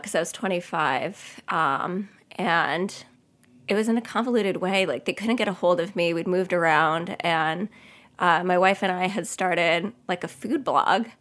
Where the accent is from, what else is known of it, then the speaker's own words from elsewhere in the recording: Cedarhurst, New York, United States; I grew up in Cedarhurst, which is in the Five Towns